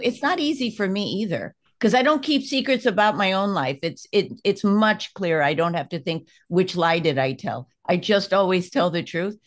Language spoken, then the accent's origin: English; United States; I'm an American